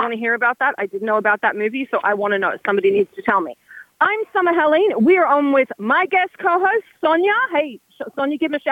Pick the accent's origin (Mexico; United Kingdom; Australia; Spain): Australia; Sydney, New South Wales; also born or lived in Burnie, Tasmania; I'm from Sydney, Australia. Actually, technically, my family's from Burnie, Tasmania